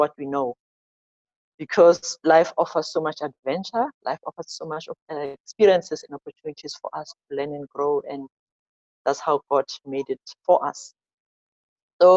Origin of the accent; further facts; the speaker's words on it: Soweto, Gauteng, South Africa; I'm born and bred in South Africa. I'm born in a township called Soweto.